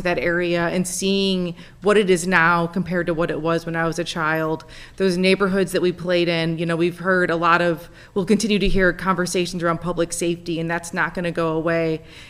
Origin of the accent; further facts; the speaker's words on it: Jamestown, New York, United States; I was born and raised in Jamestown. … I was actually raised in Ward 6. So I grew up playing on those streets, going to Willard Park, playing by the reservoir